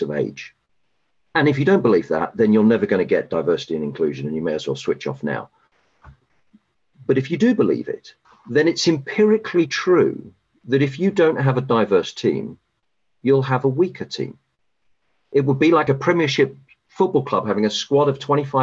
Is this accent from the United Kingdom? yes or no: yes; United Kingdom; moved away as an adult; now in United States; I'm a Brit and I grew up in the UK